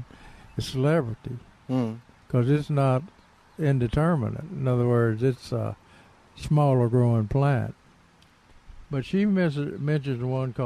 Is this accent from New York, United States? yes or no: no; Tennessee, United States; moved away; I was driving in Tennessee, right outside my hometown